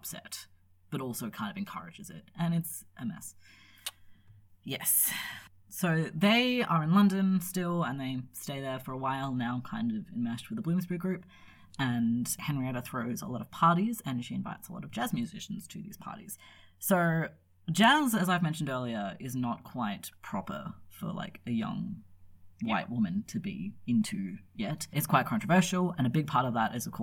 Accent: Australia; we're Australian

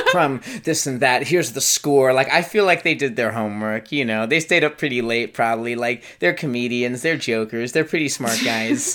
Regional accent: United States; also born or lived in Chicago / Florida / New Zealand; now in Richmond, United States; As an American

